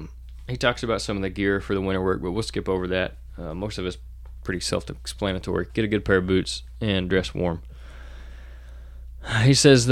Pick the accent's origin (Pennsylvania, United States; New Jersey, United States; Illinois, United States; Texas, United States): Illinois, United States; In my home state of Illinois, there are 257 days between the close of January deer hunting and its opening again in October 2022.